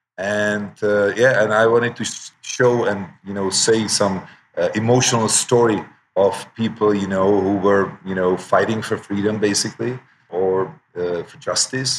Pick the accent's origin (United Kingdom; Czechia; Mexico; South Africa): Czechia; I'm from the Czech Republic, you know, which is Eastern, you know, former Eastern bloc of Europe.